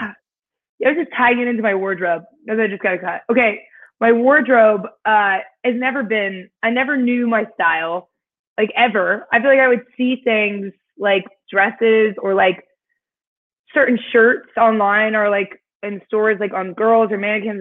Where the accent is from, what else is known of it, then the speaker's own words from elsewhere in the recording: Indiana, United States; moved away; I was born and raised in Indiana